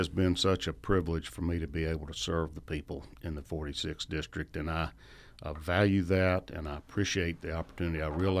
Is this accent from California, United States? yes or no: no; Macon, Georgia, United States; Yeah, I went to public schools in Macon, and we started after Labor Day, and you ended Memorial Day